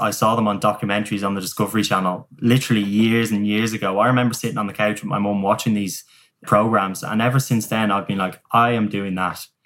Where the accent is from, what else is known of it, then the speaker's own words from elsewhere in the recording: Dublin, Leinster, Ireland; I'm from Dublin, but it, it, it's Southern Ireland.